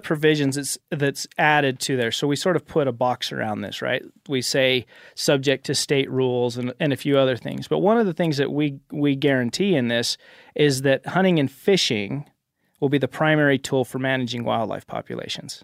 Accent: Cache Valley, Utah, United States; I am in the state legislature back home in Utah. So I am from Cache Valley

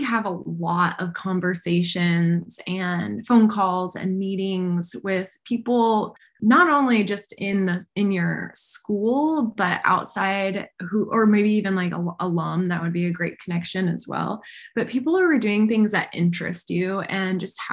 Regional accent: Arizona, United States; moved away as an adult; I'm from Arizona.

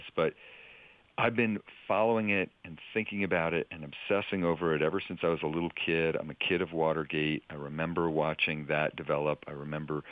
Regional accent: Palo Alto, California, United States; moved away; also born or lived in El Paso; I grew up in Palo Alto, California in the 70s

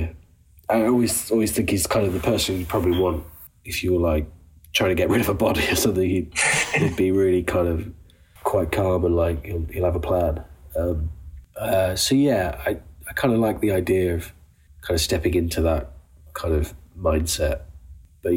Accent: United Kingdom; an introverted British man

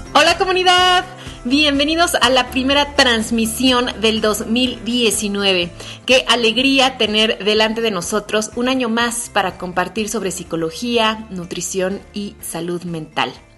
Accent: Mexico City, Mexico; soy mexicana de la Ciudad de México

